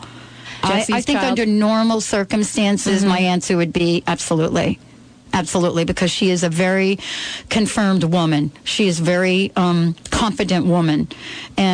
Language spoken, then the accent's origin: English; New York, United States; now in Seattle, United States; I grew up in New York